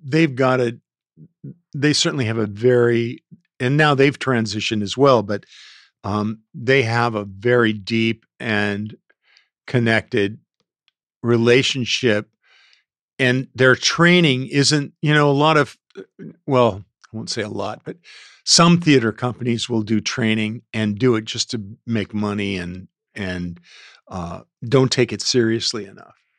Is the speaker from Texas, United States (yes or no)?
no; South Gate, California, United States; I was born and raised in Southgate, California